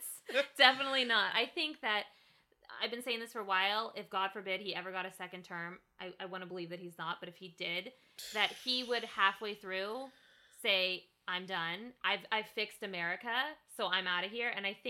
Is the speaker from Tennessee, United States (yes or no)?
no; California, United States; As a Californian